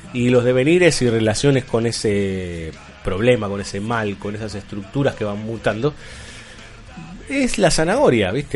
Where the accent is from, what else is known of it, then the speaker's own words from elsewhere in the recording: Buenos Aires, Argentina; yo soy de Mataderos.